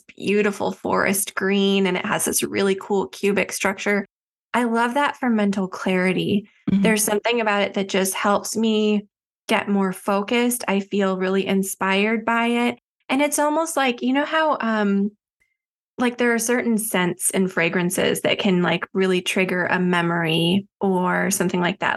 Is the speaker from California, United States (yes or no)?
no; Chicago suburbs, Illinois, United States; I grew up in the Chicago suburbs